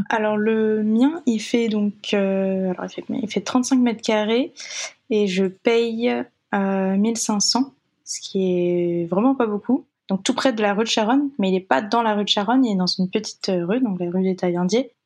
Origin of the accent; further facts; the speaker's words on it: France; also born or lived in Japan; j'ai quand même passé la majorité de mon enfance en France